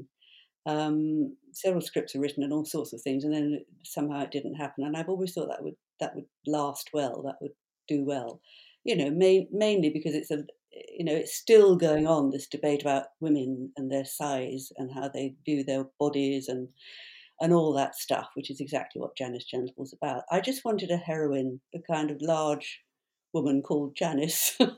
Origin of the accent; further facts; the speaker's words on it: London, United Kingdom; I am a Londoner, so I'm back home